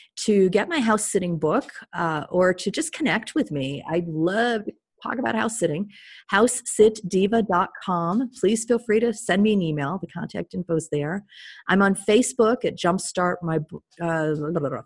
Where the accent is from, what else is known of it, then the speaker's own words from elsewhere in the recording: United States; I was very welcomed as an American